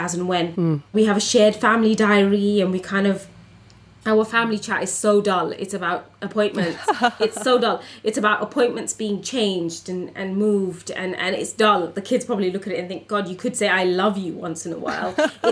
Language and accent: English; United Kingdom; as a British Bangladeshi woman growing up in a community